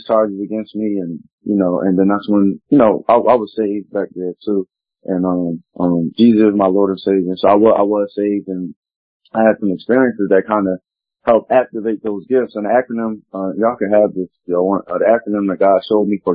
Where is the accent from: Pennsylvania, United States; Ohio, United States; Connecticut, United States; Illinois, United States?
Pennsylvania, United States; Philadelphia; Specifically I'm from Philly